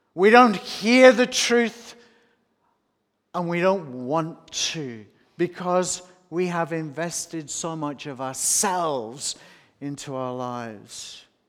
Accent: Australia

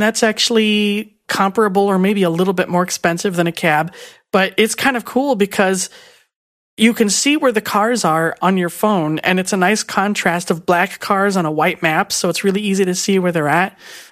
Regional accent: Phoenix, Arizona, United States; now in Illinois, United States; I'm originally from Phoenix, Arizona.

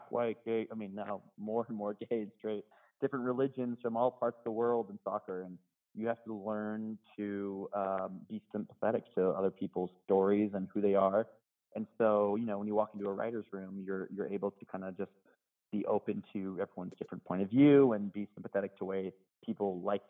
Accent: United States; as an American

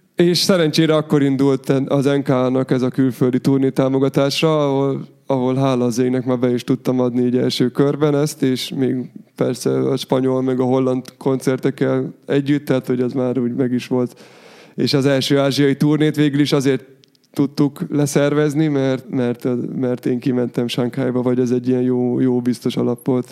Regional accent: Hungary; mi magyarok vagyunk

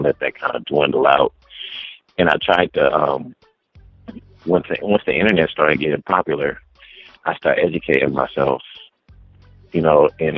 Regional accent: Watts, California, United States; Watts, California.

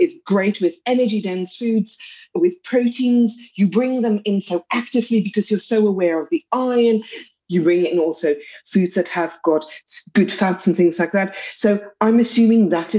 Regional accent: South Africa

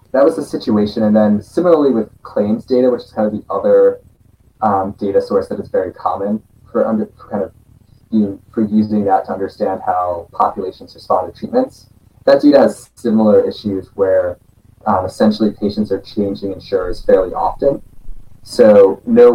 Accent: Boston, Massachusetts, United States; we're both from Boston

